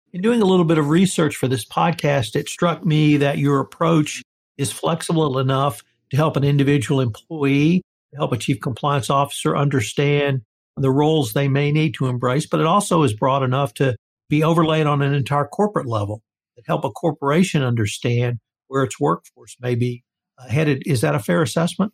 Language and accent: English; the South, United States; I'm a Southerner. I grew up in the South